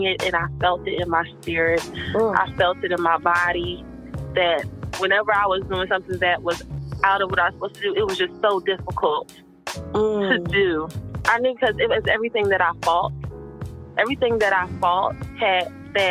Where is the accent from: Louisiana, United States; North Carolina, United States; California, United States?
North Carolina, United States; Winston-Salem; now in Philadelphia, United States; I grew up in Winston-Salem, North Carolina